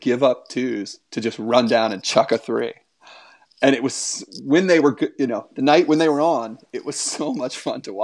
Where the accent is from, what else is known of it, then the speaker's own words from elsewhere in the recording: Fairfax, Virginia, United States; also born or lived in Colorado; growing up in Fairfax, I literally 1,000 yards away from the Patriot Center.